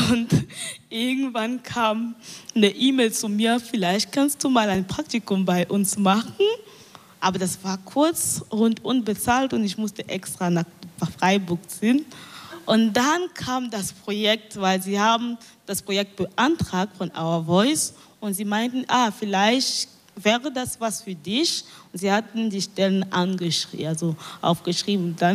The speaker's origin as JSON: {"language": "German", "country": "Cameroon", "tie": "born or raised there", "said": "weil in meiner Heimatstadt ähm, ein Radio, ein neu, ein, das erste Radio von der Stadt gebaut wurde. Das ist eine kleine Stadt in Kamerun, das heißt Idea."}